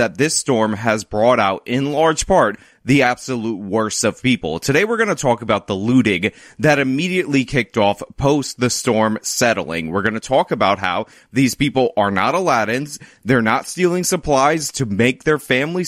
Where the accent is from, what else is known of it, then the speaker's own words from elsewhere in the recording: New York, United States; New York, my home state, but not in my area, upstate New York, Buffalo to be specific